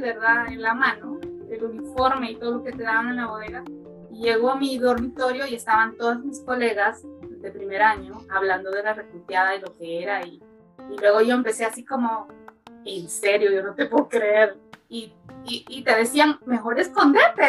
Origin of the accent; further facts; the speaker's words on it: Tegucigalpa, Francisco Morazán, Honduras; moved away; yo soy de Tegucigalpa, yo nací y crecí en Tegucigalpa